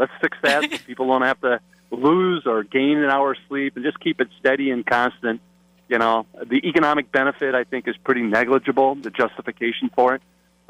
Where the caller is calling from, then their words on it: Platteville, Wisconsin, United States; I am literally calling from Platteville right now.